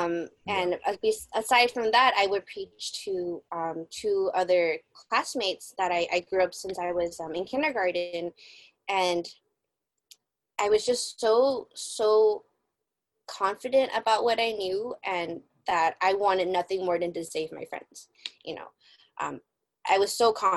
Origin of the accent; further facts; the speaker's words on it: San Francisco, California, United States; I am born and raised in San Francisco, California, United States